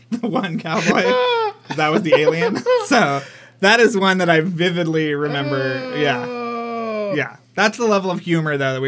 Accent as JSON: {"language": "English", "region": "Texas", "country": "United States", "said": "as a Texan living in Texas at the time"}